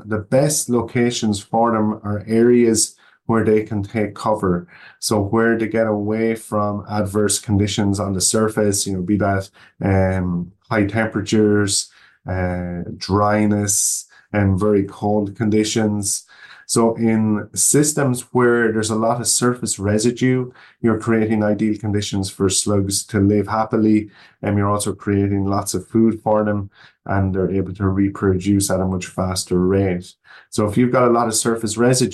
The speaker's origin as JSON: {"language": "English", "country": "Ireland", "tie": "born or raised there", "moved": "as an adult", "lives_now": "Oregon, United States", "said": "I'm not from the United States. I was born in Ireland, and that's where I grew up"}